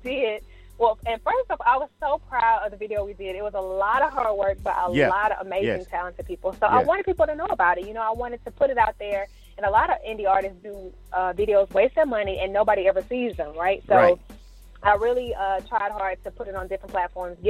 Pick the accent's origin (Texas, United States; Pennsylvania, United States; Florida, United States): Texas, United States; La Marque; now in Houston, United States; I'm actually from Lamarck, Texas. I don't know if you heard of it. It's by Galveston. So, that's where I grew up